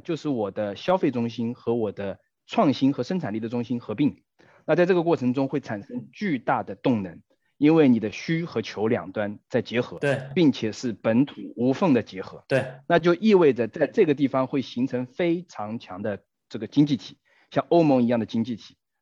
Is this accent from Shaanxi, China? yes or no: no; Hangzhou, Zhejiang, China; 我本身是杭州人，当我童年的时候，杭州仅仅是一个旅游城市，当时的人口当量是三百万到四百万左右